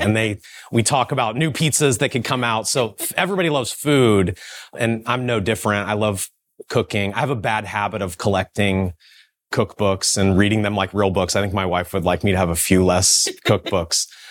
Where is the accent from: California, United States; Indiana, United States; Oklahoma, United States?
Indiana, United States; Kokomo; moved away; I grew up in Kokomo, Indiana.